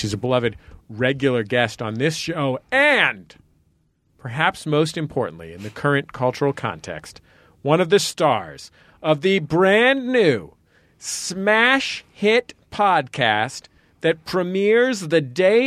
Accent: San Francisco, California, United States; a San Franciscan who's used to never seeing any Civil War thing

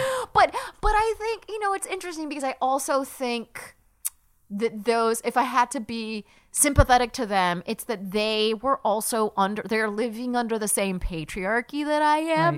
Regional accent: Palm Springs, California, United States; moved away as an adult; also born or lived in upstate New York; I grew up in Palm Springs, California

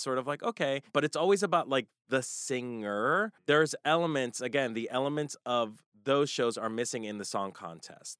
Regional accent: United States; as American consumers

